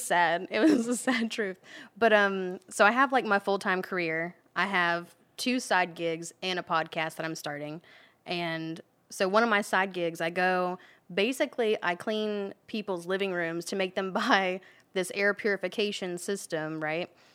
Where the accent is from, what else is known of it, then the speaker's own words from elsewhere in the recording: Gainesville, Florida, United States; I'm from Gainesville